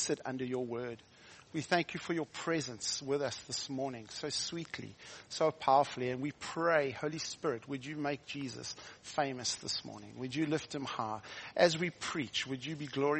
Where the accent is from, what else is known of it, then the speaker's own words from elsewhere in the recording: South Africa; also born or lived in Hilton, near Durban, South Africa; I'm from South Africa